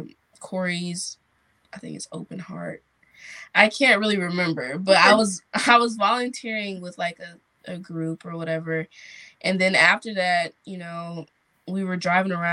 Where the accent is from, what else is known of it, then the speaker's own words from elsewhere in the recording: Durham, North Carolina, United States; I am from Durham, North Carolina